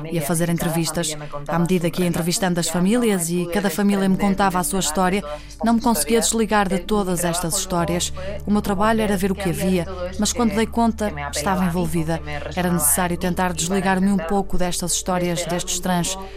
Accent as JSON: {"language": "Portuguese", "region": "Basque Country", "country": "Spain", "tie": "born or raised there", "said": "aqui no País Vasco, numa aldeia muito próxima de onde nasci"}